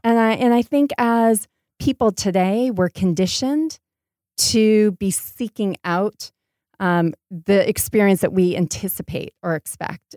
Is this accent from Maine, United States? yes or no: yes; Portland, Maine, United States; moved away as an adult; also born or lived in Rhode Island / London / New York; now in Los Angeles, United States; I grew up in Portland, Maine, and went to school in Rhode Island